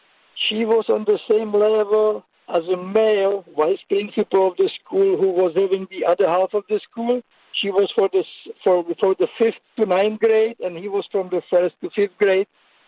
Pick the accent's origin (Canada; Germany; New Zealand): Germany; moved away as an adult; now in New York, United States; Now, to my point, I came from Germany 30 years ago, consider myself New Yorker, but I was 25 years in my youth living in a totalitarian regime, and my mother was communist.